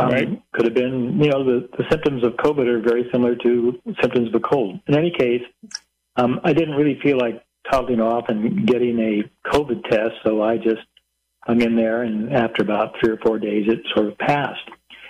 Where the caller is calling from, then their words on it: Idaho, United States; I'm calling from Idaho